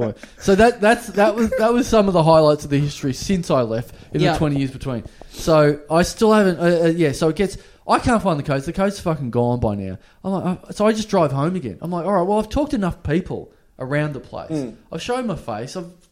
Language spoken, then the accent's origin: English; Maryborough, Victoria, Australia; Maryborough, my hometown.